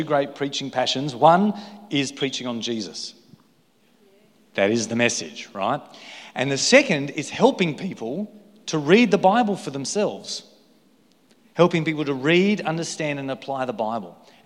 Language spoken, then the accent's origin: English; Victor Harbor, South Australia, Australia; moved away as an adult; also born or lived in Adelaide, Australia; now in Coffs Harbour, Australia; I've spent all my life in South Australia. Okay, I grew up in Victor Harbour